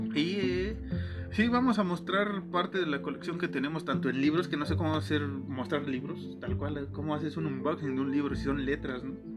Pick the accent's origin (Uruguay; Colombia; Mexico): Mexico; somos mexicanos, Alan y yo